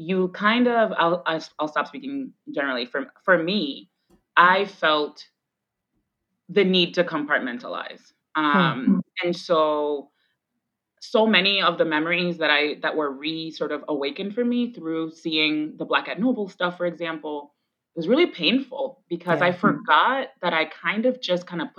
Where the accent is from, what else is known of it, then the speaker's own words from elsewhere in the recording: Boston, Massachusetts, United States; first language Spanish; English is a second language; also born or lived in Roxbury, Boston; I grew up in the heart of Jamaica Plain. I grew up on Washington and Glen Road, like right that intersection right there